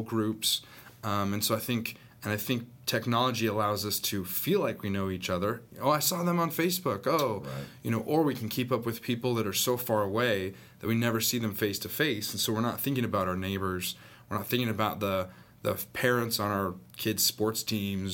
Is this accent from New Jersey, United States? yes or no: no; Northern California, United States; also born or lived in Southern Arkansas; now in Arkansas, United States; I grew up in Northern California